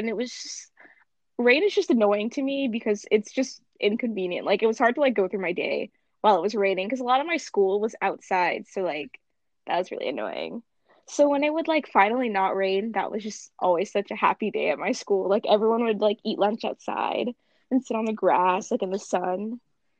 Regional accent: California, United States; moved away as an adult; now in Northampton, United States; I'm from California and like we don't really have like real seasons

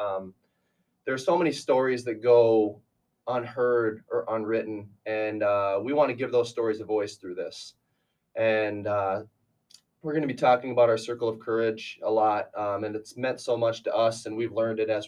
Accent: near Aberdeen, South Dakota, United States; moved away as an adult; now in Sioux Falls, United States; I'm from up there and I came down here to Sioux Falls actually

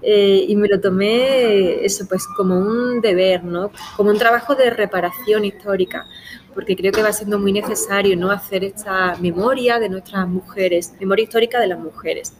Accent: Spain; nuestro país

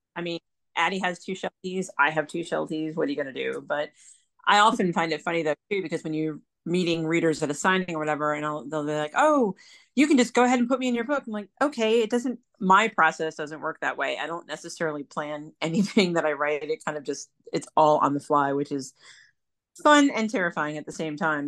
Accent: Pennsylvania, United States; moved away as an adult; now in North Carolina, United States; the coast of North Carolina, which is where I live currently, although I'm actually from Pennsylvania originally. I've been down here almost eight years

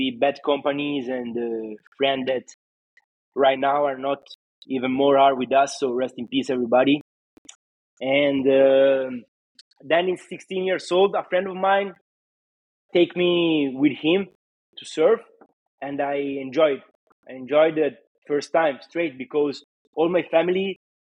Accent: Varazze, Liguria, Italy; English is a second language; where I belong, you know, in Italy, in Varazze

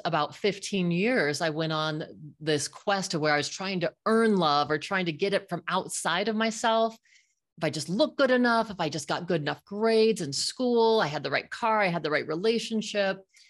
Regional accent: Fort Collins, Colorado, United States; I grew up in Fort Collins, Colorado with my little friends

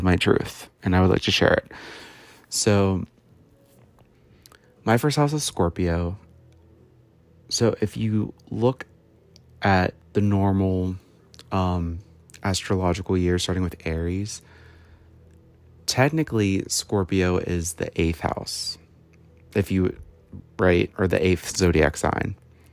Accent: United States; I was born in the West, like if you look at the world, in the United States

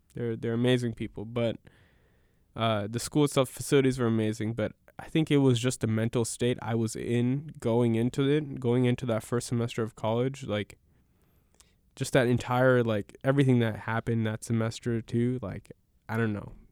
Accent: United States; I'm a suburbian from Washington

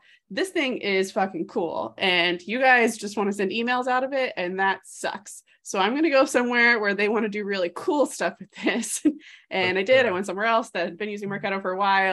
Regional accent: North Carolina, United States; I'm from North Carolina

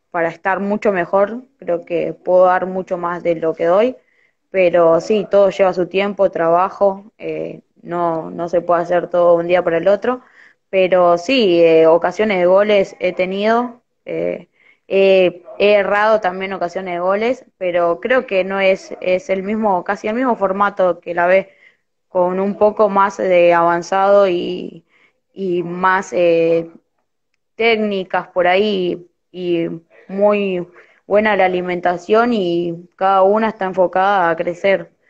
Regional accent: Corrientes, Argentina; born there; soy de, bueno, nací en Corrientes, empecé a jugar a los cinco años

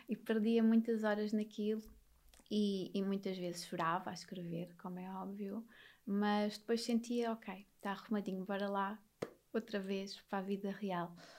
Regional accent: Vila Azedo, Alentejo, Portugal; Nasci e fui criada a vida toda num monte alentejano

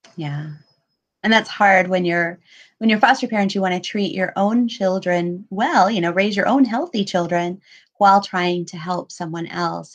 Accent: Pensacola, Florida, United States; where I grew up in Pensacola

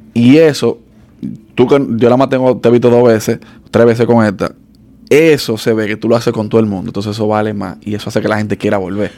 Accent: Dominican Republic; somos dominicanos

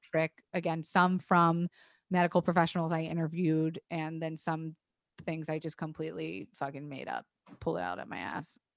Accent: Tampa, Florida, United States; moved away; I grew up in Florida. I went to public school in Florida

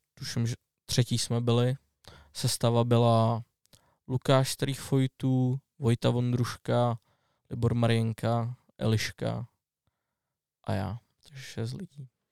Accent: Strakonice, South Bohemian Region, Czechia; jsem ze Strakonic, tak tam mám volinku a otavu

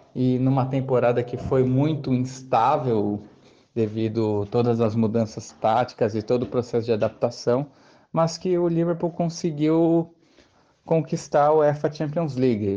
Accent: Santo André, São Paulo, Brazil; sou da cidade de Santo André, na Grande São Paulo

